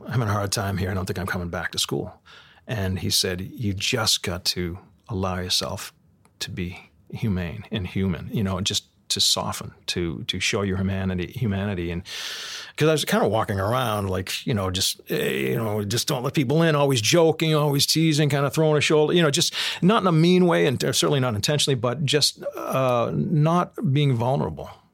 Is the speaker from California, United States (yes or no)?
no; Boston, Massachusetts, United States; growing up in Boston and, and, and, and tough times in a, in, you know, in a neighborhood where people scrambled for their money